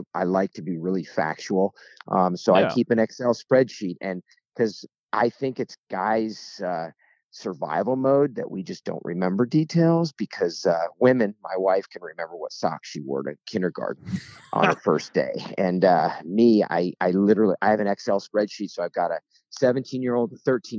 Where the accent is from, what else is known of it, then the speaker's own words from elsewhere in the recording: Springfield, Illinois, United States; moved away as an adult; also born or lived in Colorado; now in Florida, United States; Born and raised in Springfield, Illinois